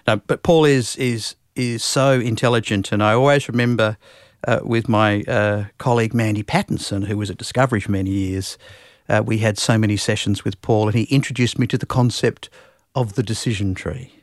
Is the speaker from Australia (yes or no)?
yes; Perth, Western Australia, Australia; also born or lived in Singapore; I'm from Perth